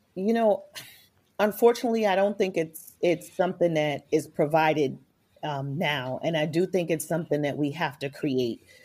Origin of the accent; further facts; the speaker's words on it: New York City, New York, United States; coming from New York City Public Housing, A K A the projects